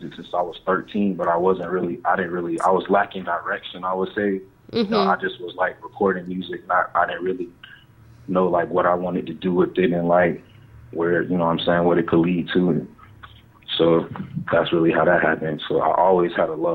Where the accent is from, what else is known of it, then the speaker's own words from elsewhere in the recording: Miami, Florida, United States; also born or lived in Clearwater; now in Tampa, United States; I was born in Miami